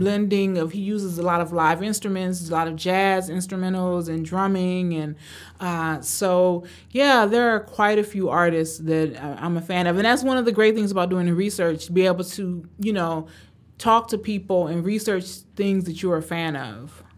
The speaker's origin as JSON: {"language": "English", "town": "Cleveland", "region": "Ohio", "country": "United States", "tie": "born or raised there", "also_born_or_lived": "Tanzania", "said": "I was born in Tanzania, grew up in Cleveland, Ohio, and grew up in the eighties and nineties in Cleveland, Ohio"}